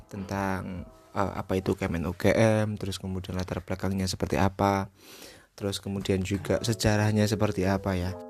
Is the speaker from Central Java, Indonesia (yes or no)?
yes; Batang, Central Java, Indonesia; Saya itu berasal dari Batang ya.